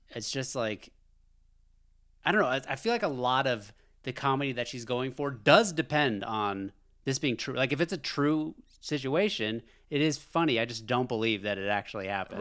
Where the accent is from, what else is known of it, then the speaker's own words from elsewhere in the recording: United States; As an American